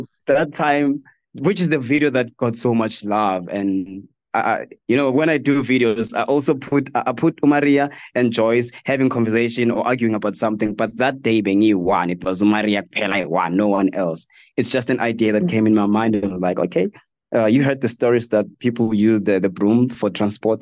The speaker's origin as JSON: {"language": "English", "region": "Limpopo", "country": "South Africa", "also_born_or_lived": "Dennilton, Mpumalanga", "said": "I'm from Limpopo"}